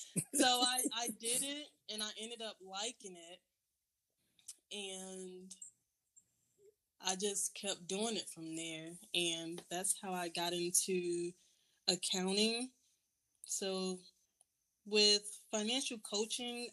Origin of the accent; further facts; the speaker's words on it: Florida, United States; now in Georgia, United States; I'm originally from Florida